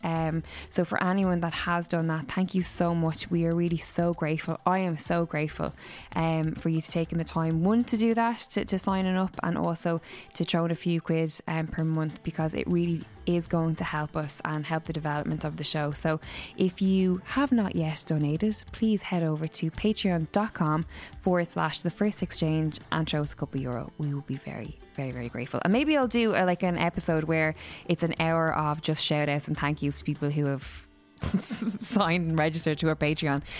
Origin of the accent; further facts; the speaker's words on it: Waterford, Munster, Ireland; moved away; All the way from Waterford, my hometown